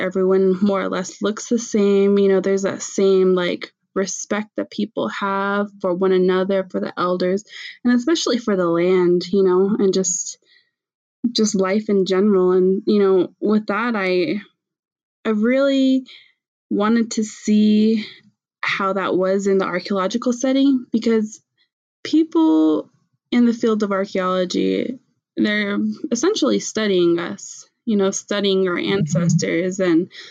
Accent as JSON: {"language": "English", "town": "Tohatchi", "region": "New Mexico", "country": "United States", "tie": "born or raised there", "accent": "Navajo", "said": "I grew up on the Navajo Reservation in Tohatchi, New Mexico"}